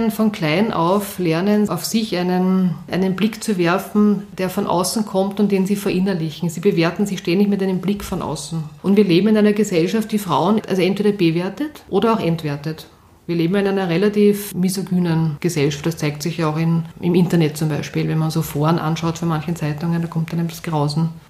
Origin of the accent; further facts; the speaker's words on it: Vienna, Austria; ich bin in Wien aufgewachsen, in Atzgersdorf und bin jeden Tag mit der Schnellbahn in den, zum Matzensdorfer Platz gefahren, weil dort war meine Schule.